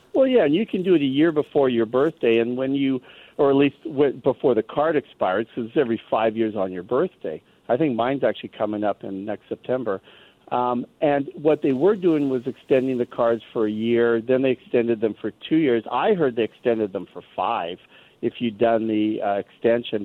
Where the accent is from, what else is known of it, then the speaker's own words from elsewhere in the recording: Canada; now in United States; my feeling as a Canadian who lives in the U.S.